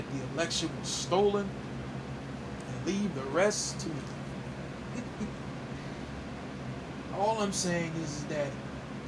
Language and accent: English; Mississippi, United States; I'm born and raised in Mississippi